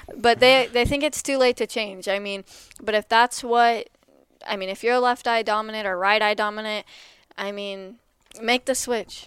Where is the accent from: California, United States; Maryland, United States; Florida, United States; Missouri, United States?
Missouri, United States; Lexington; I'm from Lexington, Missouri